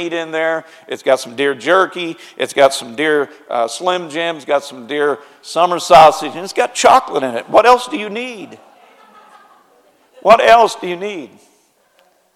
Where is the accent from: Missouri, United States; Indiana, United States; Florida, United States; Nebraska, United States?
Missouri, United States; Springfield; moved away; my raising place where I grew up is in Springfield, Missouri.